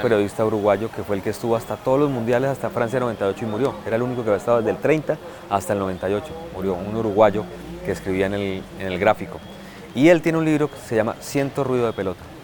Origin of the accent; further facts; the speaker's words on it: Bucaramanga, Santander, Colombia; moved away as an adult; also born or lived in Calamar, Bolívar / Bogotá; Viví muy poquito en Calamar y después me fui a vivir a Bucaramanga donde hice colegio y, colegio